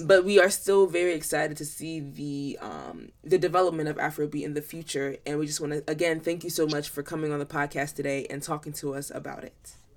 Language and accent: English; United States; as a Nigerian American and as a part of the younger generation of Africans